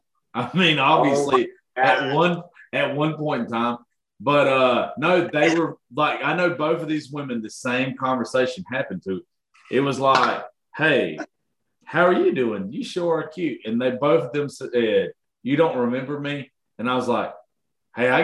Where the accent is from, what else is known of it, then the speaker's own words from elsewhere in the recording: Georgia, United States; I'm from Georgia